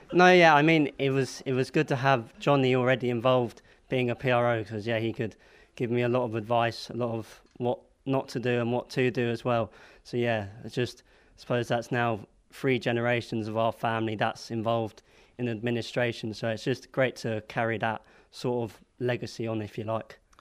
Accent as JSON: {"language": "English", "region": "London", "country": "United Kingdom", "tie": "born or raised there", "said": "Born and raised in London."}